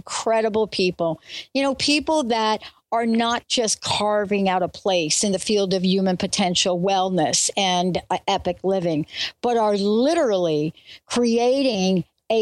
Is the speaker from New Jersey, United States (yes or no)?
yes; New Jersey, United States; also born or lived in New York; born in New York, grew up in New Jersey